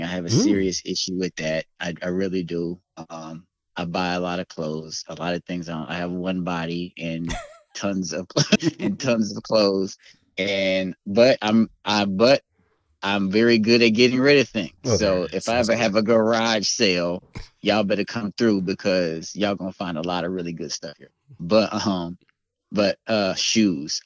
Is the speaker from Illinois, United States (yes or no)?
yes; Chicago, Illinois, United States; moved away as an adult; also born or lived in Dallas area, Texas; now in Dallas, United States; I am from Chicago, born and raised in Chicago.